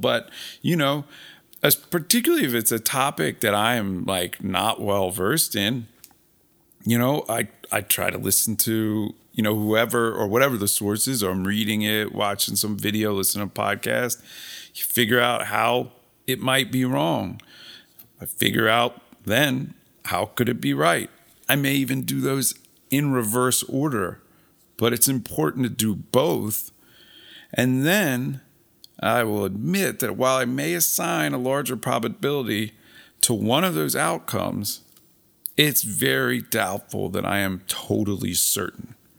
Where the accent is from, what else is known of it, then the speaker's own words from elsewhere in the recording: Philadelphia, Pennsylvania, United States; I'm from Philadelphia